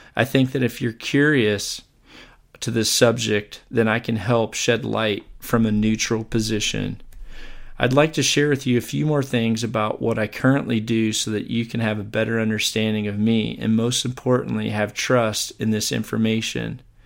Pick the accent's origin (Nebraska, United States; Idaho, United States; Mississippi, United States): Mississippi, United States; Where I grew up in Mississippi